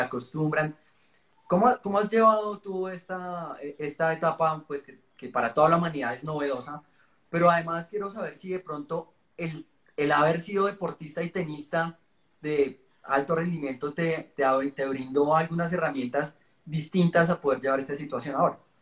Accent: Colombia; como colombiano

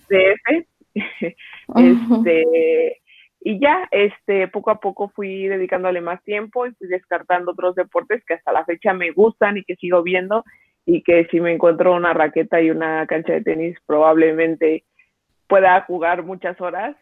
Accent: Mexico City, Mexico; yo soy de aquí de la Ciudad de México

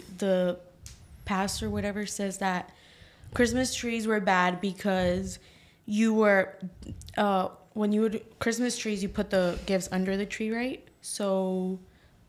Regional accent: Georgia, United States; also born or lived in Honduras; I'm from Honduras, born and raised there till I was 7. Then I was brought over by my mom, who at the time was a single mom. And then we've lived in Georgia ever since, and I've never lived in another state

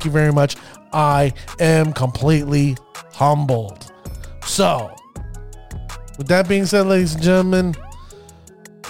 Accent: Orlando, Florida, United States; now in New Jersey, United States; As a Florida native, a person that was born and raised in Florida, Orlando to be specific

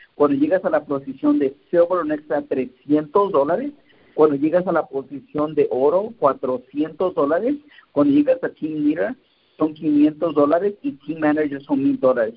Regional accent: Santiago Apóstol, Oaxaca, Mexico; moved away; ir donde yo nací, en la casa donde yo nací en Oaxaca, en ah, Santiago Apóstol.

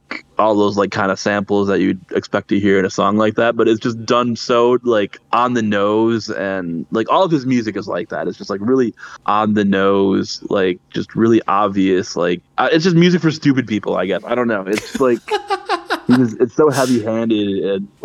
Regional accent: Wisconsin, United States; I am from the great state of Wisconsin, lived here

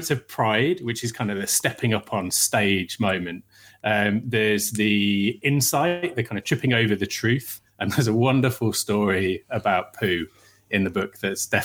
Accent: Birmingham, West Midlands, United Kingdom; Yeah, my hometown.

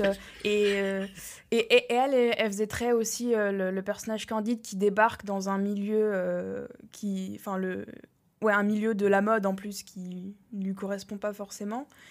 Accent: France; now in United States; en tant que Français

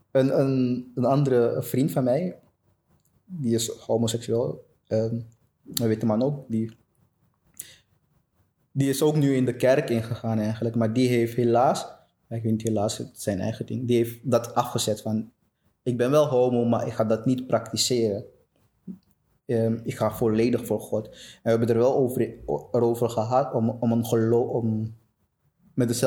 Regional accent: Amsterdam, North Holland, Netherlands; also born or lived in Suriname; now in Antwerp, Belgium; ik ben {S1} opgegroeid {S0} in, in Amsterdam. Ik woon inmiddels in, in Antwerpen. En, eh, ik ben zelf geboren in Suriname.

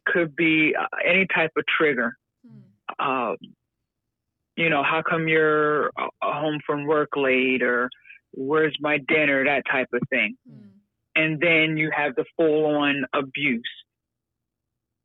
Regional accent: York, Pennsylvania, United States; I grew up in York, Pennsylvania, right up there on 83 and near Hershey

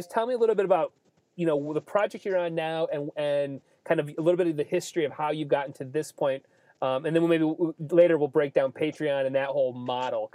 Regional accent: Ida, Michigan, United States; we lived middle of nowhere. We come from Ida, farm town

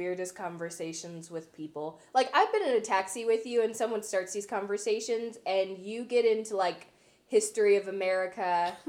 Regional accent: Las Vegas, Nevada, United States; moved away; So when people ask me where I'm from, I just say Vegas.

